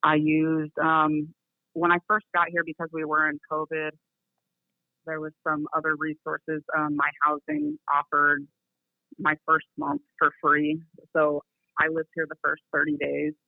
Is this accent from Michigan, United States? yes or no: no; California, United States; moved away as an adult; now in Texas, United States; I'm originally from California. I moved out here because my support system was out here.